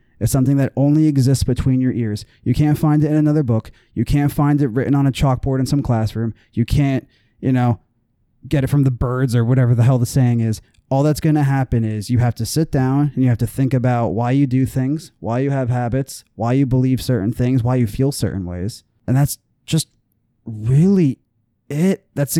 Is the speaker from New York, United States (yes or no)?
no; New Jersey, United States; I'm from Jersey. I'm an outsider.